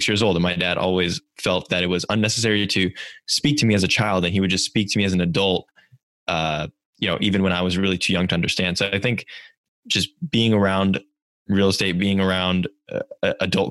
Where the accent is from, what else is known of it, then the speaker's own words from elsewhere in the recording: Silicon Valley, California, United States; growing up in Silicon Valley